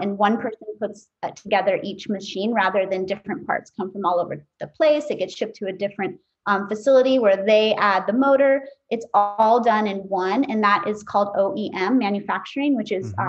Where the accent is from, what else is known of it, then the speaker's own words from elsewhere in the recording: Tahoe City, California, United States; also born or lived in Kauai, Hawaii; now in Maui, United States; I was actually born on the island of Kauai, but I grew up in Northern California. Um, I grew up in a little town around Lake Tahoe called Tahoe City, California